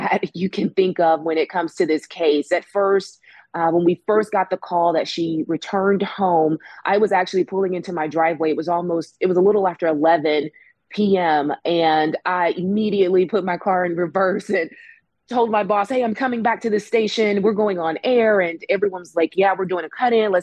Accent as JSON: {"language": "English", "town": "Birmingham", "region": "Alabama", "country": "United States", "said": "I'm from Birmingham, so I get a different perspective on a lot of stories that happen here"}